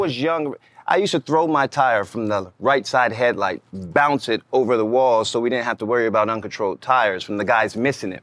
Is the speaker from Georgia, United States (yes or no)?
yes; Atlanta, Georgia, United States; I was from Atlanta